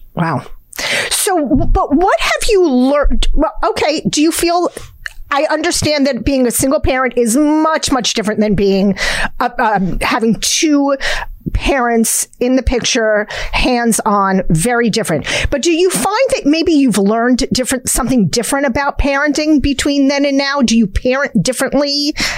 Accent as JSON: {"language": "English", "region": "New Jersey", "country": "United States", "said": "Jersey we are Jersey girls and we are proud of it."}